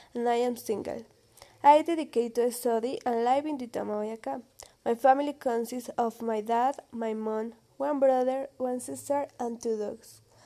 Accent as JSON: {"language": "English", "country": "Colombia", "second_language": "English", "said": "I am from Colombia"}